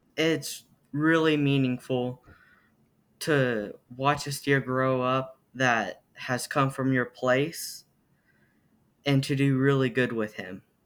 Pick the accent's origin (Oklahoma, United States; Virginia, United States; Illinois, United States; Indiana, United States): Oklahoma, United States; Amber; I am from Amber, Oklahoma